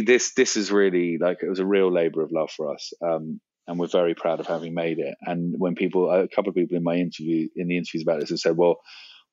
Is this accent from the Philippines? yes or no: no; London, United Kingdom; I grew up in London